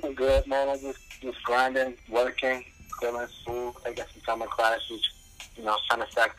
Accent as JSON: {"language": "English", "town": "Zion", "region": "Illinois", "country": "United States", "said": "I'm from Zion, Illinois."}